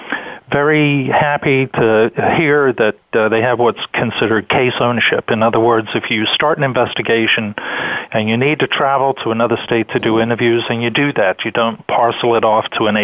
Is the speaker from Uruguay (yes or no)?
no; England, United Kingdom; now in United States; originally, I'm from England